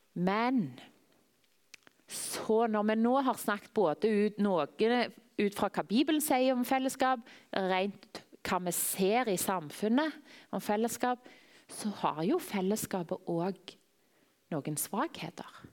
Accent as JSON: {"language": "Norwegian", "town": "Tananger", "region": "Rogaland", "country": "Norway", "tie": "born or raised there", "lives_now": "Klepp, Norway", "said": "Jeg vokste opp i Tananger."}